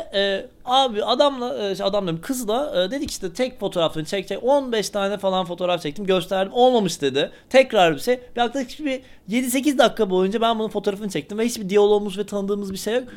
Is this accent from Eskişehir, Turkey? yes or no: yes; Eskişehir, Turkey; ben Eskişehirli olarak